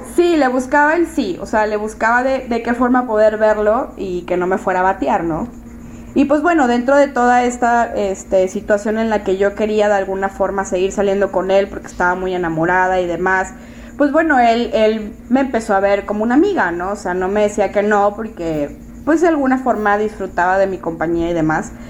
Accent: Monterrey, Nuevo León, Mexico; yo soy de Monterrey, vivo en Monterrey.

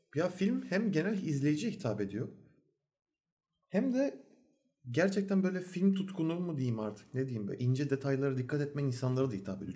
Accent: Turkey; Türk oğlu Türk olduğumuz için

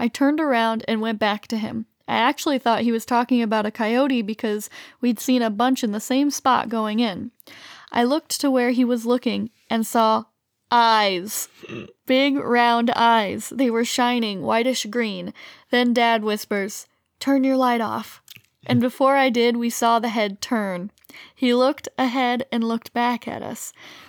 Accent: Illinois, United States; and we're from Central Illinois where there's also lots of deer.

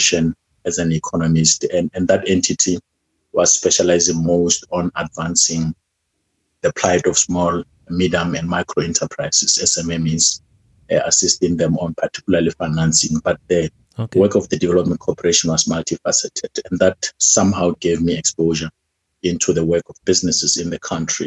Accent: Polokwane, Limpopo, South Africa; moved away as an adult; now in Johannesburg, South Africa; I am from Polokwane, Limpopo province. That is where I was born.

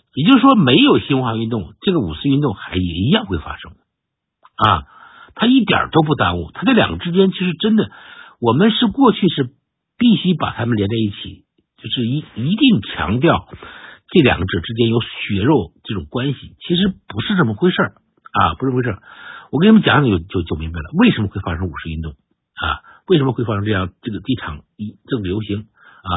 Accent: China; 我们中国人找内奸是一个，是一个，是一个惯习

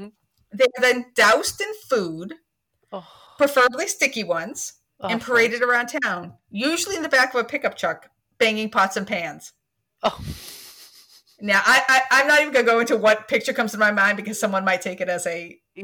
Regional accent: Scotland, United Kingdom; I'm Scottish.

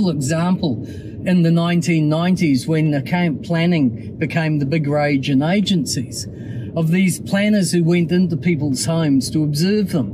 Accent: Auckland, New Zealand; where I grew up in Mairangi Bay, which is really super. Went to Rangitoto College and Auckland University

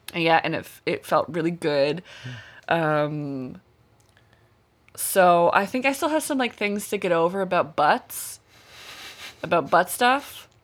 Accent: Westville, Nova Scotia, Canada; Westville's my hometown, it's where I grew up

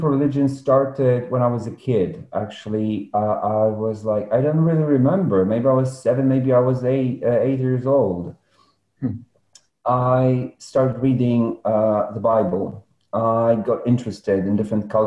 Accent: Poland; I was born in Poland

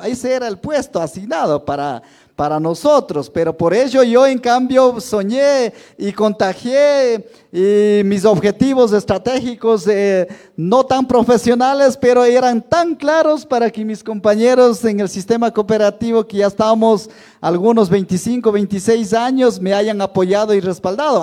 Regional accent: Ecuador; un señor terrateniente de mi tierra

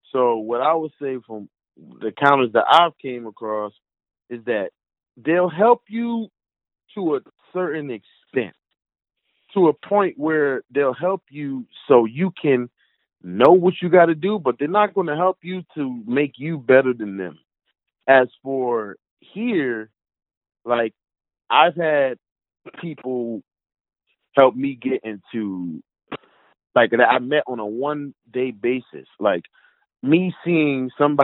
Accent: North New Jersey, United States; moved away; I'm from North New Jersey

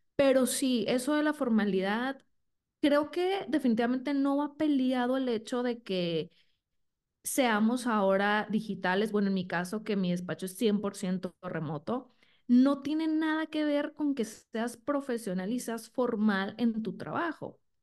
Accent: Sinaloa, Mexico; moved away as an adult; now in Guadalajara, Mexico; soy de Sinaloa, entonces ahí estuve cinco años, luego me vine a Guadalajara

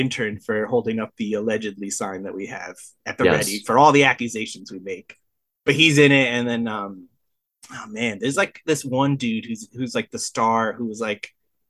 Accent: Cornwall, Connecticut, United States; I come from small town Connecticut, 2,000 people

